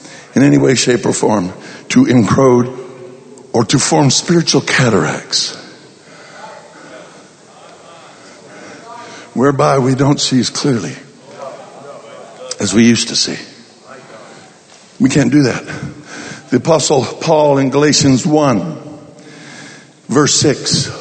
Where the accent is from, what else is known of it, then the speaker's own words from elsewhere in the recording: Colorado, United States; I'm from Colorado